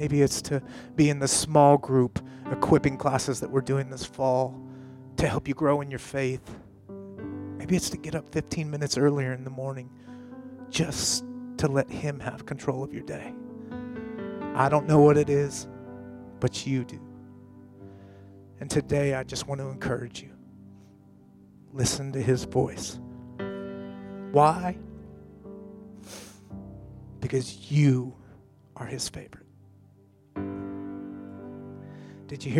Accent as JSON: {"language": "English", "region": "Colorado", "country": "United States", "tie": "born or raised there", "moved": "yes", "said": "I grew up in Colorado"}